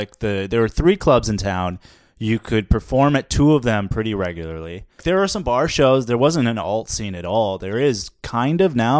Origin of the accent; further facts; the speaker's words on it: Minnesota, United States; We have no corn in Minnesota.